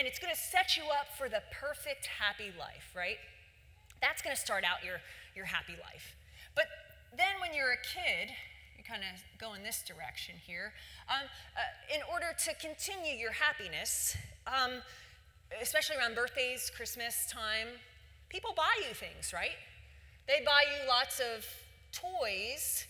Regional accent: Philadelphia, Pennsylvania, United States; I grew up in Philadelphia

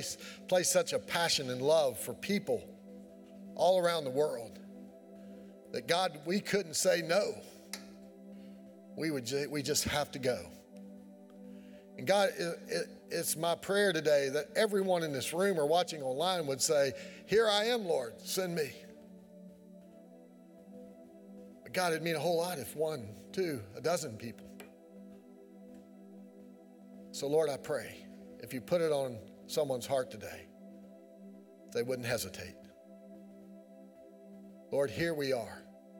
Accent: Keezletown, Virginia, United States; I'm from Keeseltown. What do y'all expect?

